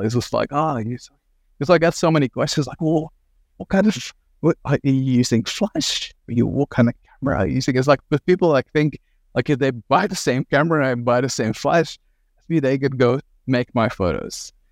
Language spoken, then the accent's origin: English; Belgium; moved away as an adult; also born or lived in Ghent / Antwerp; now in Australia; I sort of, like, grew up sort of quite rurally in Belgium